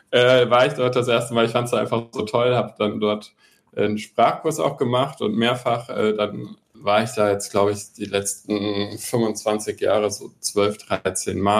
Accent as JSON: {"language": "German", "town": "Mainz", "region": "Rhineland-Palatinate", "country": "Germany", "said": "Ja, das stimmt schon. Also Mainz hat ja auch eine ausgiebige äh, Fleischwurstkultur."}